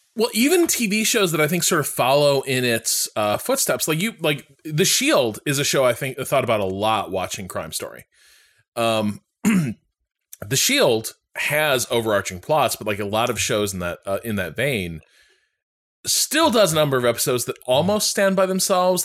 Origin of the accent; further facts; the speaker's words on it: Chicago, Illinois, United States; I've been to Marshall Fields a million times growing up around Chicago